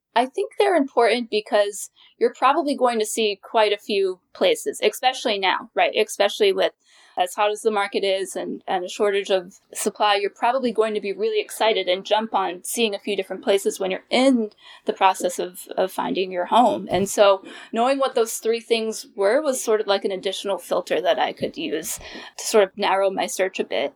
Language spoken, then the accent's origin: English; New York, United States; moved away as an adult; now in Washington, D.C. area, United States; I'm originally from New York, and I'm a proud New Yorker, but I knew that I wanted to live in the D C area